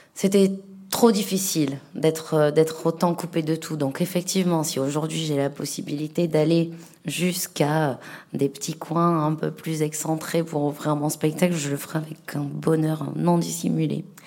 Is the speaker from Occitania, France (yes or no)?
yes; Marseillette, Occitania, France; moved away; also born or lived in Montpellier; j'ai grandi à Marseillette